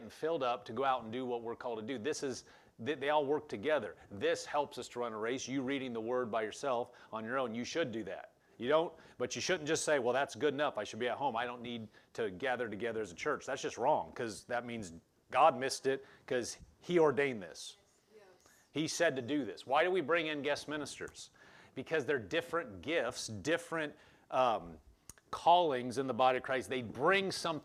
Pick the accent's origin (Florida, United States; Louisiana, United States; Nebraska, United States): Nebraska, United States; Omaha; also born or lived in Lincoln, Nebraska; I grew up in Omaha